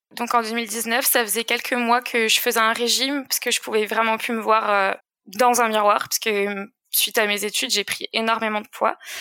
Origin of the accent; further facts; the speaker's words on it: Alsace, Grand Est, France; j'ai grandi en Alsace, dans une petite vallée qu'on appelle la vallée de Villers